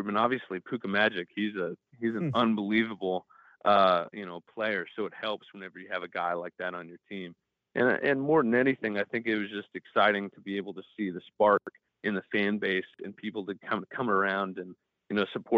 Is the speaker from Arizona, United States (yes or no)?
no; Nebraska, United States; I'm from Nebraska, so I kind of grew up, you know, seeing that as a Cornhusker fan growing up